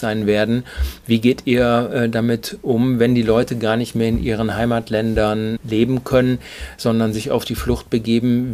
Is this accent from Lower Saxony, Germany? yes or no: no; Duisburg, North Rhine-Westphalia, Germany; wie ich gebürtiger Duisburger bist